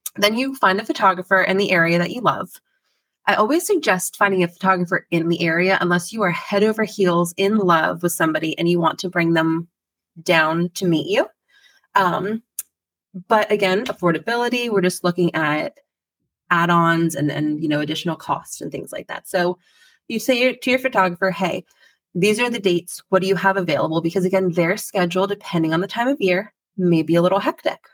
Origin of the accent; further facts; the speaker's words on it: Pennsylvania, United States; I born and raised in Pennsylvania